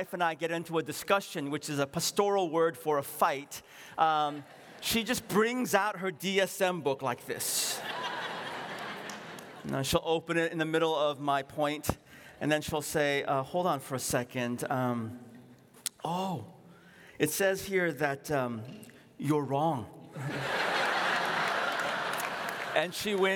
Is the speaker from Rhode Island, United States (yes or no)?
no; San Francisco, California, United States; also born or lived in Seoul, South Korea; My parents and I, we ran a grocery store in what is now called, I think, Nob Loin, on Pine Street, not that far away